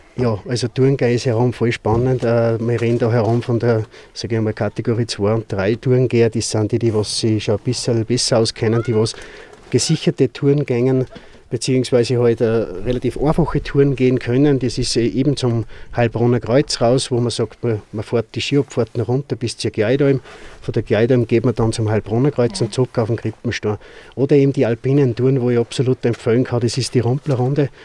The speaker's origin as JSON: {"language": "German", "country": "Austria", "said": "als Österreicher"}